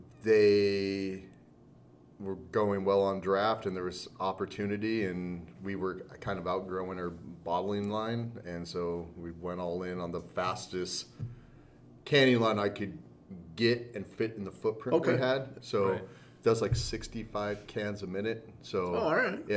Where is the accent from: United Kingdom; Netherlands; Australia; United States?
United States; Southern California; moved away as an adult; we're from Southern California.